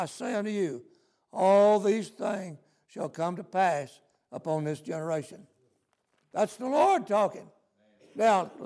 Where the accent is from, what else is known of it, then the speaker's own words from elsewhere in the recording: United States; I'm glad to be an American. I'm glad I was raised where we have the Constitution